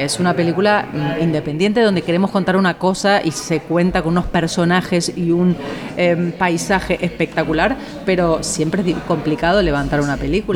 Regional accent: Argentina; now in Spain; Argentina, que es donde yo nací

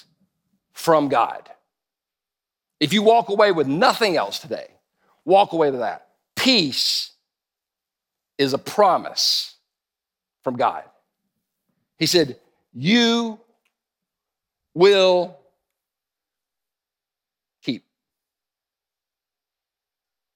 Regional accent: United States; I'm stupid American

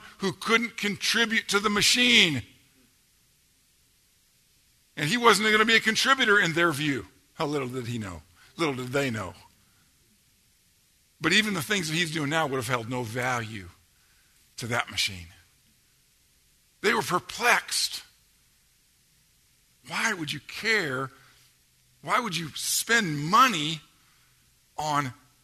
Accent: Georgia, United States; accent: Georgia

